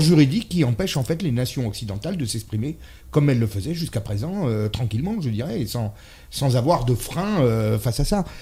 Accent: France; je suis français

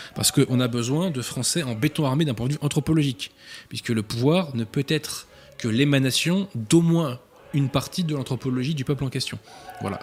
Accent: France; en qualité de Français

